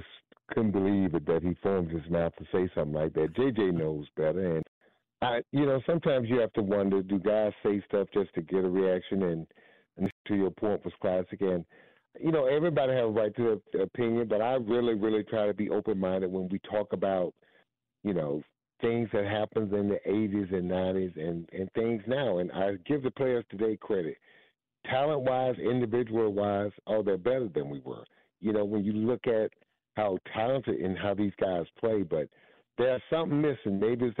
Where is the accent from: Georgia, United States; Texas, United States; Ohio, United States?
Georgia, United States; And I really hope, as someone who was born and raised in Georgia, who lives here now, would like for the Hawks to get the right guy.